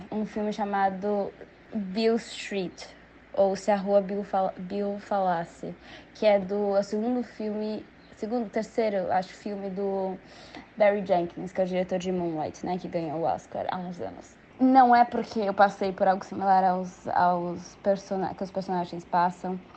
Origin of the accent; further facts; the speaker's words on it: Brazil; eu sou mulher, eu sou brasileira, eu sou uma mulher negra de pele clara, eu sou filha de é, um pai negro de uma mãe branca. Eu sou da elite brasileira